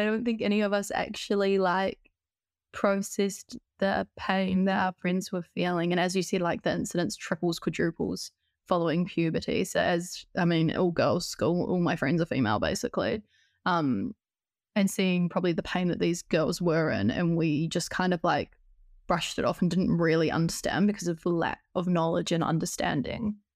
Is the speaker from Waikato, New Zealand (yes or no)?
no; Christchurch, Canterbury, New Zealand; moved away as an adult; now in Auckland, New Zealand; I was born and raised in Christchurch in New Zealand, but I moved to Auckland when I was nineteen years old